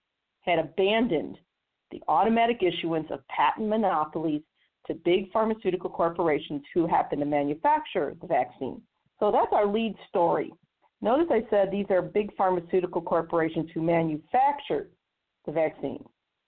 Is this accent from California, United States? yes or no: no; Missouri, United States; not only in the home state of Florida, but in my home state of Missouri, and the media blackout.